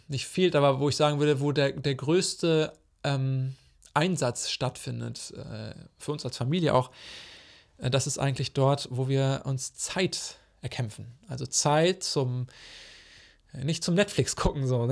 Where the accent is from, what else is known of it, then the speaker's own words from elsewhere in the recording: Germany; moved away as an adult; also born or lived in Zambia; wo ich nach Hause komme oder nach meine alte Heimat nach Deutschland